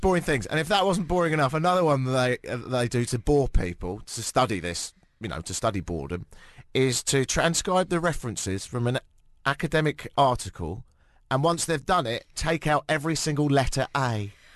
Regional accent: United Kingdom; I'm British

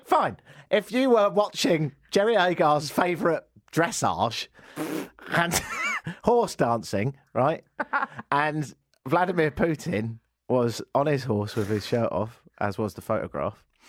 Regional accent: United Kingdom; now in Canada; me being British

